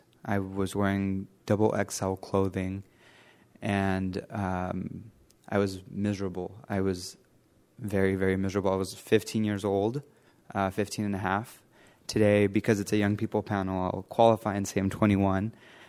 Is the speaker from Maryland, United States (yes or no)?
no; Los Angeles, California, United States; I grew up in the San Fernando Valley near Los Angeles, and I had my mom.